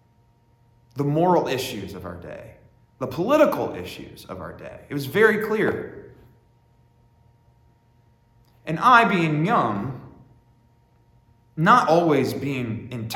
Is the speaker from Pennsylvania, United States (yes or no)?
yes; Warren, Pennsylvania, United States; I grew up in Warren, Pennsylvania